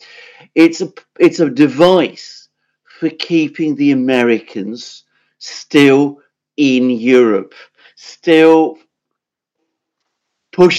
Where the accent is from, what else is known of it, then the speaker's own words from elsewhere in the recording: United Kingdom; I live in Britain, I'm British